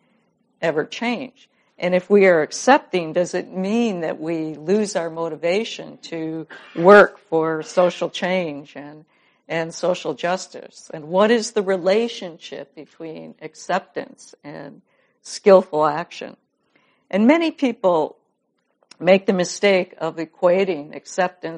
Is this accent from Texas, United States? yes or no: no; Madison, Wisconsin, United States; I'm from Madison, Wisconsin